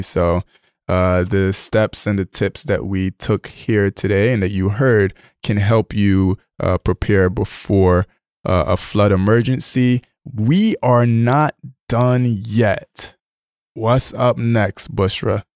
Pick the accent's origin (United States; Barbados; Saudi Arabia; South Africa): Barbados; moved away; I grew up in Barbados, and I remember when it rained, my grandmother would put a bucket outside